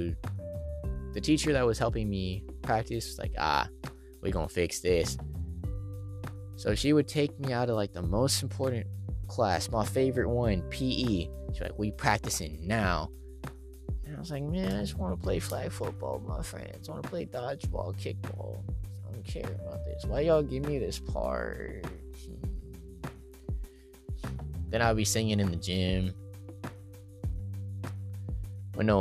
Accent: Stockton, California, United States; moved away as an adult; now in Maryland, United States; At St. Joseph's Hospital in Stockton, California. my hometown

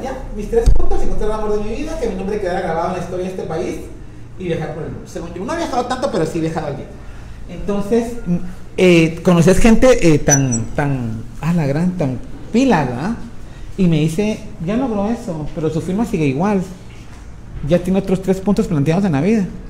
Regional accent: Guatemala; entre nosotros como guatemaltecos

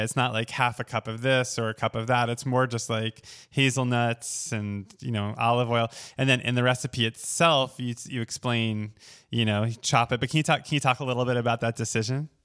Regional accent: Oceanside, New York, United States; moved away; I'm from Oceanside, which is on the south shore of Long Island

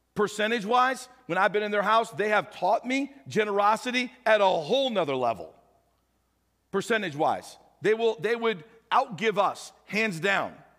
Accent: St. Louis, Missouri, United States; now in Nebraska, United States; I grew up with in St. Louis, went to high school together

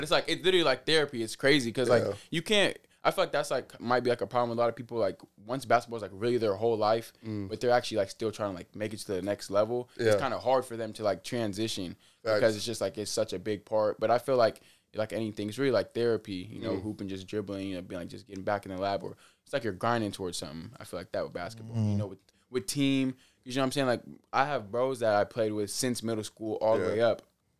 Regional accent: Federal Way, Washington, United States; You know, Fedway, 253, okay. Big represent, you know, shout out all the guys.

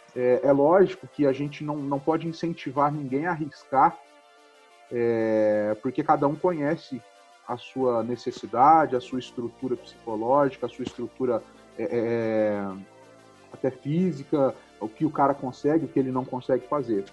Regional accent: Ribeirão Preto, São Paulo, Brazil; sou de Ribeirão Preto, nasci numa família humilde em 1983 e comecei a trabalhar desde os 12 anos em uma oficina mecânica

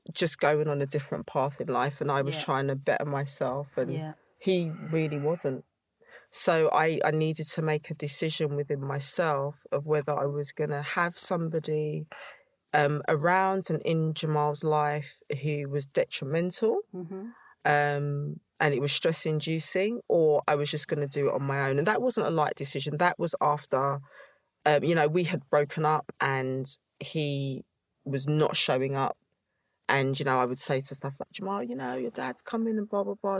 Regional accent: London, United Kingdom; I grew up in East London

